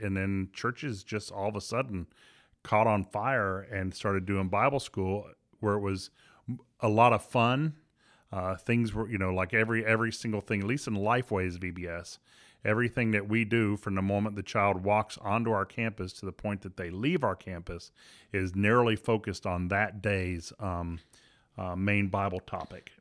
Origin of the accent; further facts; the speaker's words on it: Miami, Florida, United States; I was raised in Miami